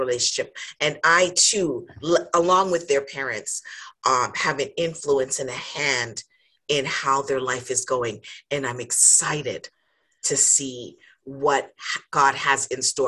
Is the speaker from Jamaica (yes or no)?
yes; Jamaica; now in Canada; So I am Jamaican by birth. I have to think about it because I'm like, yes. But I've been in Canada for a lot of years.